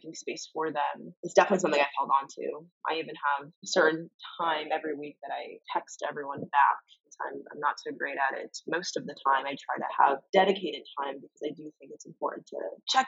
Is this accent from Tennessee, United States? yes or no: no; Summit, New Jersey, United States; I grew up in Summit, New Jersey, a very small town known for our lacrosse and tree-lined streets